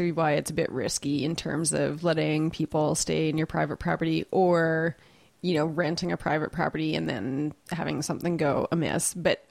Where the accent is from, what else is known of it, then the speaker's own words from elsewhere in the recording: Canada; I always like running into a little bit of Canada when I'm away from Canada too.